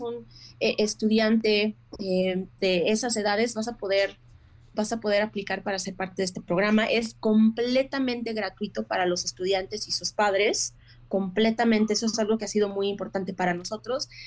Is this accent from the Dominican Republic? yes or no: no; Mexico; now in United States; como mujer mexicana